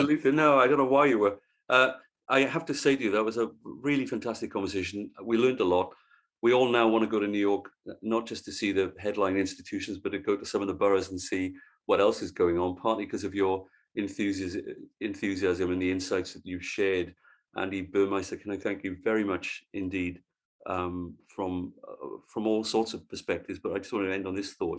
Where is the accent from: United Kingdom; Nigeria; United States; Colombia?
United Kingdom; Wales; as a Welshman and therefore a fellow Celt